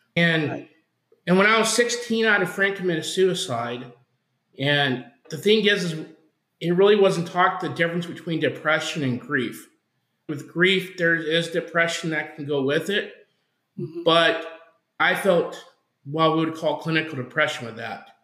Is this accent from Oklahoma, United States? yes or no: yes; Oklahoma, United States; now in Arizona, United States; I was born in Oklahoma and I grew up in a some people would say a religious household